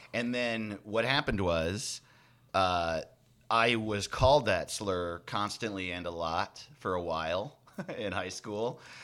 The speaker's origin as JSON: {"language": "English", "area": "Orange County", "region": "New York", "country": "United States", "tie": "born or raised there", "also_born_or_lived": "Los Angeles", "moved": "yes", "said": "I grew up in Orange County, New York"}